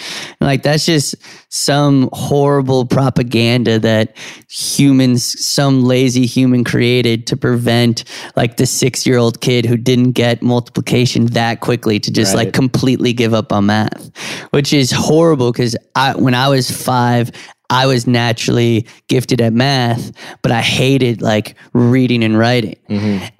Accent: New York City, New York, United States; And I grew up on Canal Street.

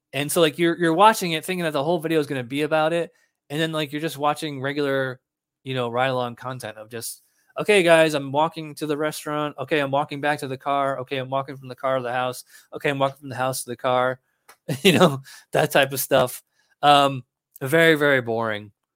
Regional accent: New York, United States; moved away; I'm from New York

